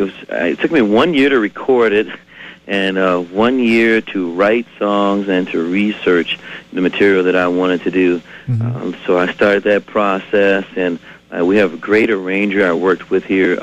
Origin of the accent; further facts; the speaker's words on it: Chicago, Illinois, United States; also born or lived in West Point, Mississippi; now in Twin Cities, United States; I was raised, like so many performers, I was raised in the church on music and on the west side of Chicago.